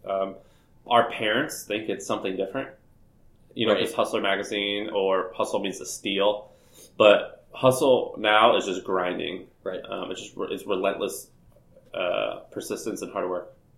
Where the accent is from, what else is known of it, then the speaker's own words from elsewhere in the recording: St. Louis, Missouri, United States; moved away as an adult; also born or lived in Nashville, Tennessee; I'm from Missouri, uh, St. Louis, Missouri, I uh, grew up there